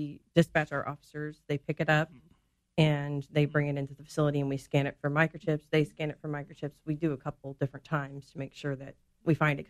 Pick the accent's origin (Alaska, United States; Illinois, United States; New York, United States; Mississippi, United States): Illinois, United States; Springfield; Born and raised in Springfield.